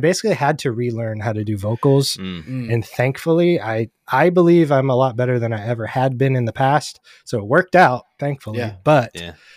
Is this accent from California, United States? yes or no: yes; Bay Area, California, United States; I grew up in the Bay Area, so there was venues in every city